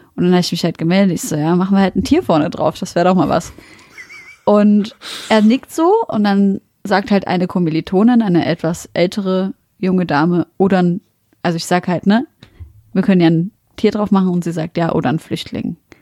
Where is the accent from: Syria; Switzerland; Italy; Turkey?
Syria; now in Germany; ich bin aus Syrien